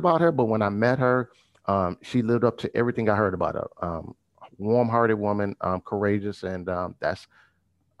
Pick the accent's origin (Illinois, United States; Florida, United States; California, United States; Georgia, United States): Illinois, United States; Maywood; I was born and raised in Maywood, Illinois